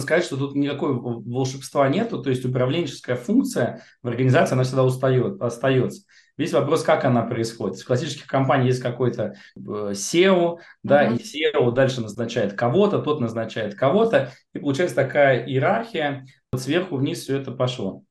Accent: Moscow, Russia; Я коренной москвич.

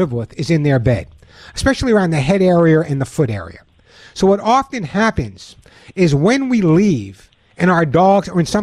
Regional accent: Long Island, New York, United States; When I was growing up on Long Island, although you never know by my accent, but when I was growing up on Long Island

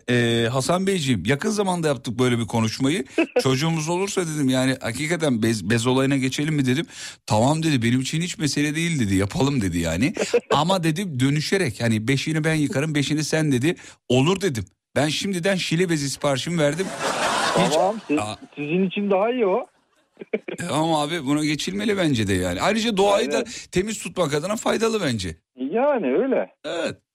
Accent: Kütahya, Turkey; doğma büyüme Kütahyalıyım abi.

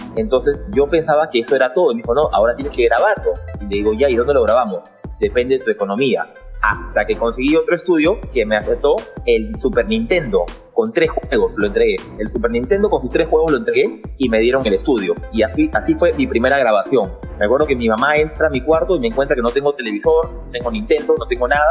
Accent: Peru; also born or lived in New York, United States; Yo nací en Nueva York, eh, eh, padre americano, mamá peruana entonces yo viví en los Estados Unidos casi hasta los 10 años y medio, bordeando los 11 años, y de ahí me vine al Perú

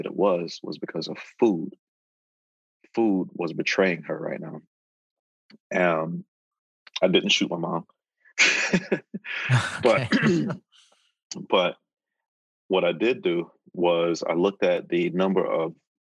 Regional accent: Fort Pierce, Florida, United States; moved away as an adult; Growing up in Fort Pierce, Florida

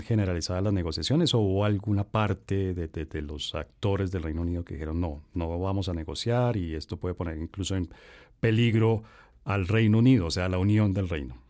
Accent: Colombia; como colombiano

